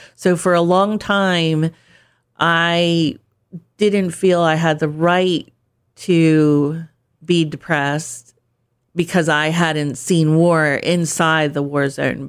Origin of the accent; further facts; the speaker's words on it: Pennsylvania, United States; moved away as an adult; also born or lived in Turkey / England / Germany / California; now in Delaware, United States; I'm from Pennsylvania originally